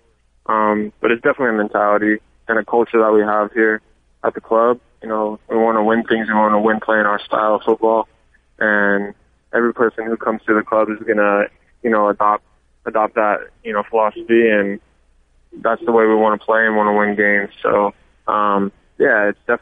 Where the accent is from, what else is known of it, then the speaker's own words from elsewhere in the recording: Las Vegas, Nevada, United States; moved away as an adult; also born or lived in Stockton, California; now in Los Angeles, United States; I'm originally from Las Vegas. You know, grew up playing club soccer there.